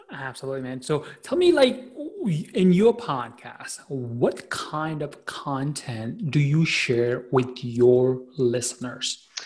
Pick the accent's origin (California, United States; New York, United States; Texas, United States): New York, United States; New York City; I am from Queens, New York, based out of a you know wonderful city called the New York City